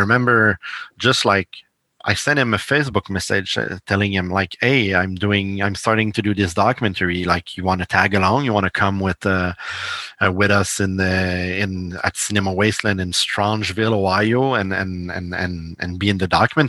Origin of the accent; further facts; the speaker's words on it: Montreal, Quebec, Canada; I'm from Canada, I'm from Montreal.